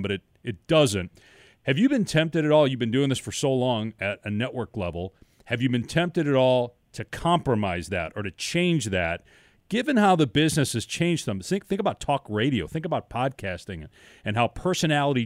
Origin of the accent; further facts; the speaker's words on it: Madison, Wisconsin, United States; moved away; I grew up in Madison, Wisconsin